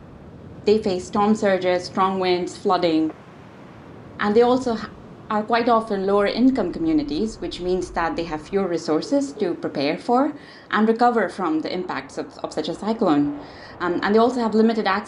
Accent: India; also born or lived in Odisha (family origin); I grew up in India, and my family comes from the east of the country, the state of Odisha

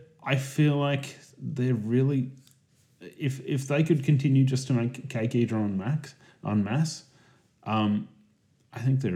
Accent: Australia; We're a tiny country. We're a tiny country in population, but an enormous country in like size.

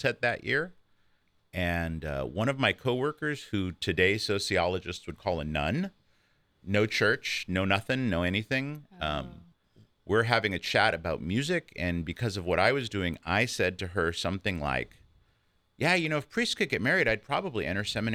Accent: Alameda, California, United States; moved away; I'm originally from Alameda, which is across the bay from San Francisco

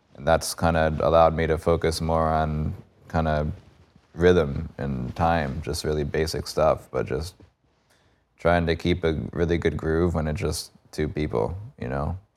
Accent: Cold Spring, New York, United States; moved away as an adult; now in Florida, United States; I grew up in Cold Spring.

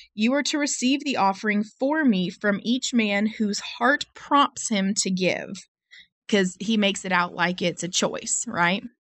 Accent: United States; I'm American

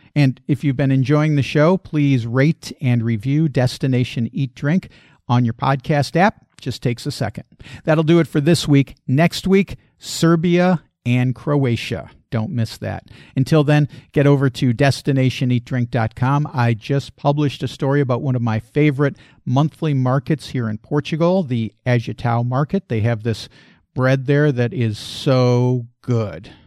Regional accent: Chicago, Illinois, United States; also born or lived in Detroit; I lived in Detroit, then I grew up in Chicago

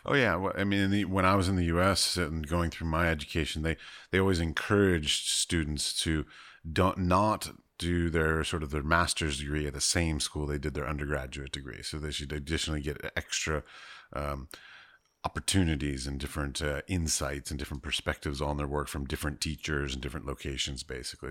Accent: United States; also born or lived in United Arab Emirates; Christian American

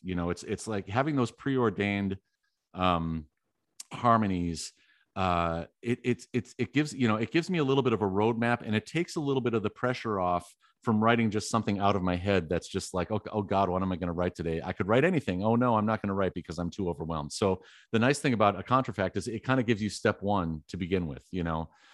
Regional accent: Wisconsin, United States; I was born in Wisconsin

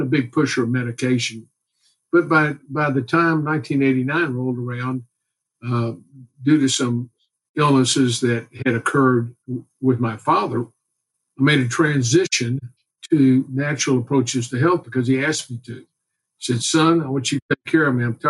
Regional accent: Houston, Texas, United States; I grew up here in Houston, went to the University of Texas, and then came back to Houston

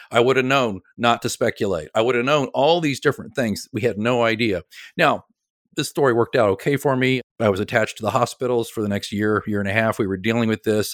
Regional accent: Oklahoma City, Oklahoma, United States; moved away as an adult; now in Kansas City, United States; I'm from Oklahoma City originally

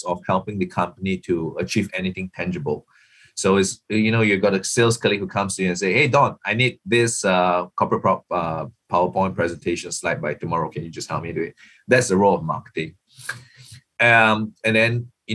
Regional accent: Singapore; I'm not from Bangkok. I'm not based in Bangkok. I'm actually Singaporean.

